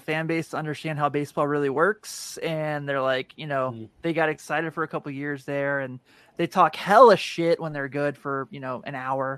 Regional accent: Cincinnati, Ohio, United States; I grew up in Cincinnati

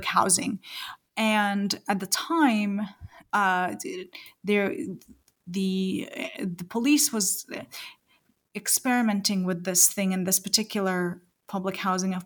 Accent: New Zealand; I am a New Zealander as well

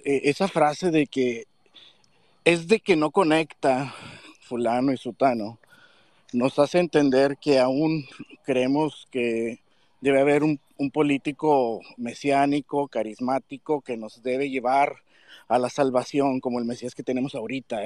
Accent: Mexico; tenemos como mexicanos

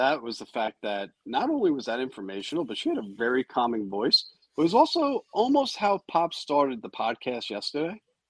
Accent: New York, United States; I'm from New York.

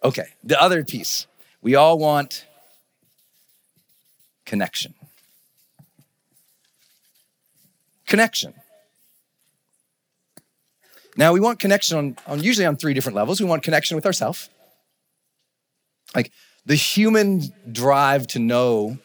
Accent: Montana, United States; moved away as an adult; also born or lived in San Francisco, California; we're from Montana

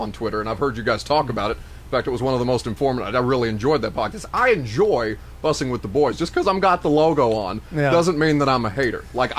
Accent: Indiana, United States; I'm from Indiana, and I know Pat McAfee.

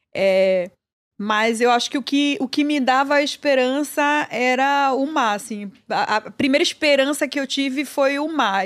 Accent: Salvador, Bahia, Brazil; also born or lived in São Paulo; now in New York, United States; Eu nasci na Bahia e tenho muito orgulho disso

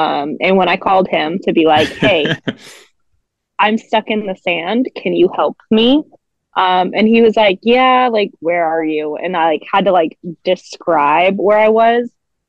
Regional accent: Fresno, California, United States; Shout out 559.

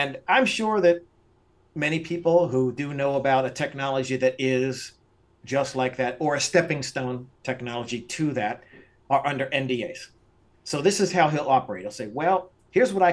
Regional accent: Pennsylvania, United States; now in Las Vegas, United States; I grew up in Pennsylvania. We had 20 head of cattle on our farm

